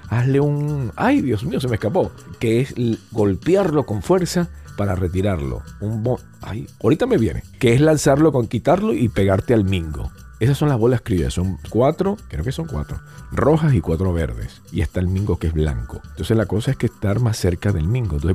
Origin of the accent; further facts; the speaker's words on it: United States; yo, siendo americano, no me pongo la vacuna china